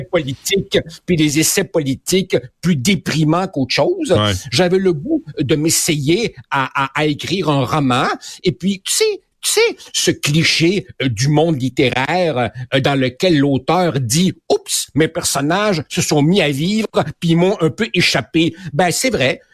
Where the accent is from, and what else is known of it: Quebec, Canada; born or raised there; also born or lived in Uruguay